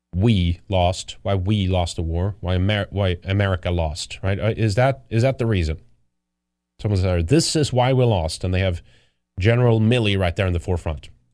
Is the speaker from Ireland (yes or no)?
no; Sweden; moved away; I grew up in Sweden